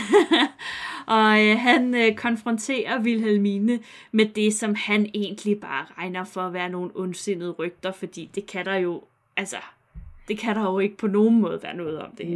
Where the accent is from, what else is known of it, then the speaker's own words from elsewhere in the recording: near Vridsløselille, Capital Region of Denmark, Denmark; Ikke så langt fra, hvor jeg er vokset op